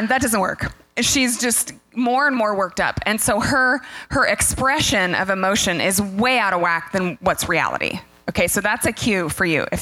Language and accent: English; the Northwest, Pacific Northwest, United States; We're from the Northwest.